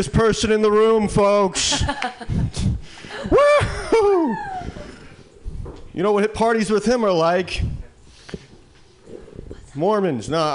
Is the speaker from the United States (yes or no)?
yes; Midwest, United States; now in San Francisco Bay Area, United States; I'm come from the Midwest